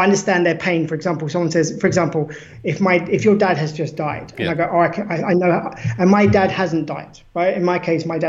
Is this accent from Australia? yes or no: yes; Australia; we're both Australian, for example, surely you should believe the same thing I do. Surely you should love the koalas like